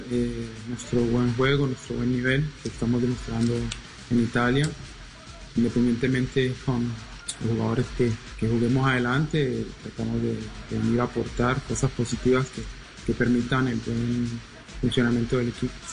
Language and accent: Spanish; Colombia; now in Italy; ya somos tres colombianos.